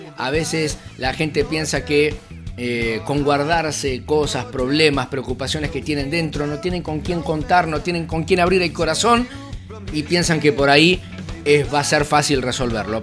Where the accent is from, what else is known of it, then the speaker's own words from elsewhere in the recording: Argentina; mi país